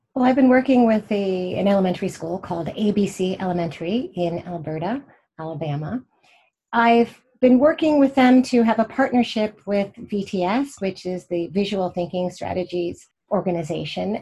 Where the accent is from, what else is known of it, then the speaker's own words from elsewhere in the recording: Pittsburgh, Pennsylvania, United States; also born or lived in Indianapolis, Indiana / Sewickley, Pennsylvania; I grew up in Pennsylvania, in Pittsburgh and right outside of Pittsburgh, Pennsylvania, in Sewickley, and also in Indianapolis, Indiana